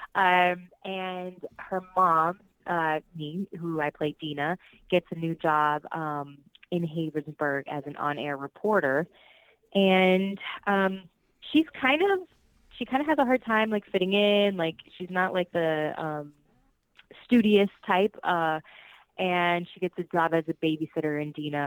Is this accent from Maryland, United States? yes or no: no; Orlando, Florida, United States; first language Spanish; English is a second language; also born or lived in Puerto Rico / Miami, Florida; I was born in Puerto Rico, um, and I was raised in Orlando, Florida